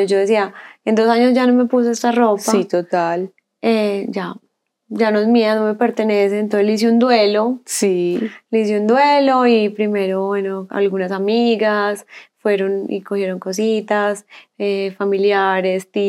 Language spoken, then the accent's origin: Spanish; Colombia; moved away as an adult; now in Chile; Yo cuando me fui de Colombia a Chile, yo dejé todo, toda mi ropa